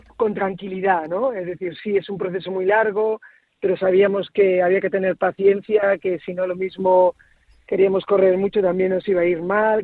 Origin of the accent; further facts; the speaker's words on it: Cabra, Andalusia, Spain; now in Galicia, Spain; yo soy de, Córdoba, de Cabra y, de en Andalucía.